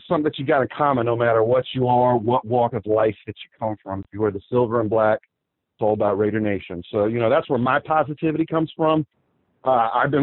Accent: West Coast, United States; I was born on the West Coast

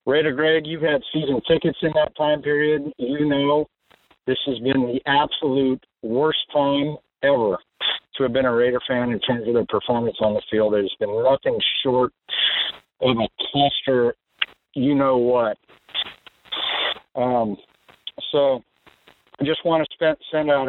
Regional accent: Fresno, California, United States; moved away as an adult; also born or lived in Oakland, California; now in Makaha, United States; raised in Fresno

